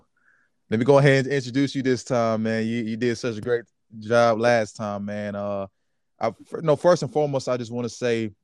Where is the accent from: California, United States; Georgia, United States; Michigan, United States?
Georgia, United States; I'm from Georgia